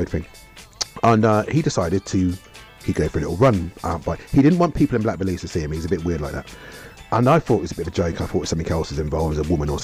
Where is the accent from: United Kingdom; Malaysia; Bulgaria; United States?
United Kingdom; Oxford, South East England; we're three guys from Oxford